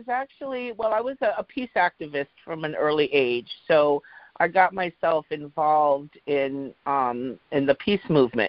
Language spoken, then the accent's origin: English; England, United Kingdom; growing up in England, I know quite a few English people